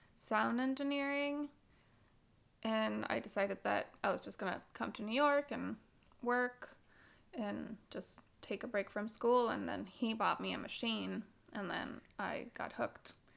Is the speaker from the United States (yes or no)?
no; Bogotá, Colombia; growing up in Colombia, and um, it's something that I took from living in Colombia for my entire life